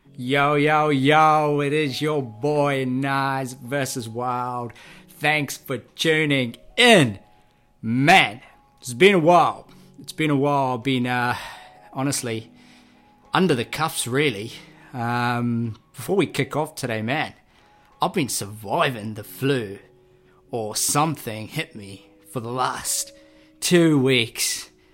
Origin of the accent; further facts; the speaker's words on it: Auckland, New Zealand; also born or lived in Labasa, Fiji; was raised in South Auckland. Uh, I was born in Fiji, a rural Fijian village called Lumbasa